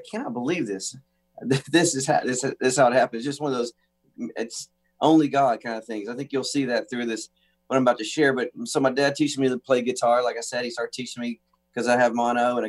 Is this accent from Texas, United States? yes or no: yes; Texas, United States; born or raised there